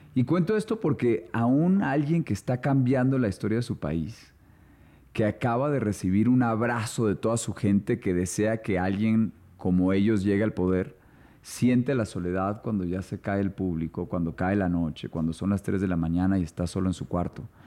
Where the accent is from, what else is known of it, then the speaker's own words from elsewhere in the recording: Colombia; also born or lived in São Paulo, Brazil; como colombiano